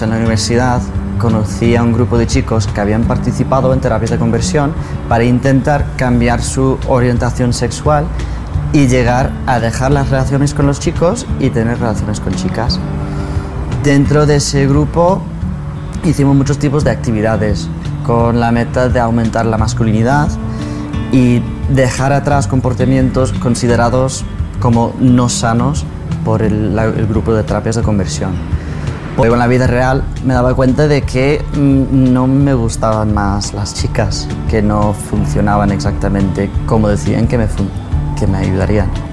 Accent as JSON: {"language": "Spanish", "country": "United States", "said": "soy de Estados Unidos, crecí mormón y me sometí a terapias de conversión LGBT en Estados Unidos"}